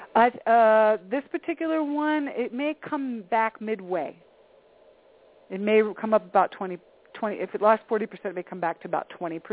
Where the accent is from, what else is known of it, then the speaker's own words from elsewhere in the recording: East Coast, United States; moved away; I'm originally from the East Coast